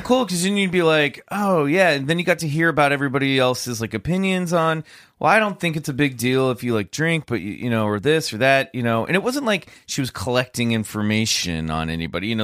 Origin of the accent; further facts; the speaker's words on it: near Lawrence, Kansas, United States; Lawrence Kansas, not far from where I grew up